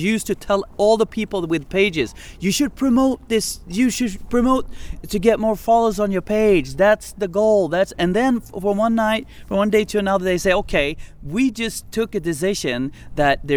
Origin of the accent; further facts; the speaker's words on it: Umeå, Västerbotten County, Sweden; Umeå, where I'm from, my hometown.